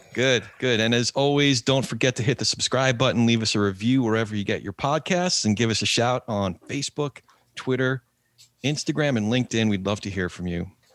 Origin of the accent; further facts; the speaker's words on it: New Jersey, United States; New Jersey Second District, my home state